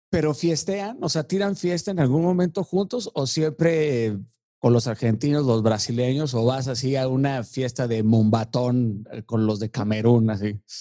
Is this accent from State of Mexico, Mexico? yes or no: yes; Tlalnepantla de Baz, State of Mexico, Mexico; yo crecí en Tlanepantla